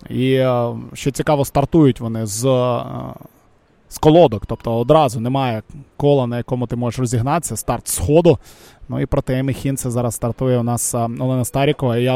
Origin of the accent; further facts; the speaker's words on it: Volyn Oblast, Ukraine; Саша, представниця моєї рідної Волині.